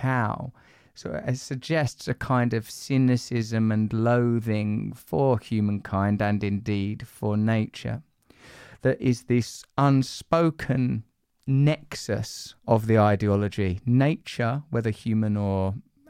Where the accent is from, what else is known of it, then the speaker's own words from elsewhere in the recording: England, United Kingdom; I'm in a Western country, I'm English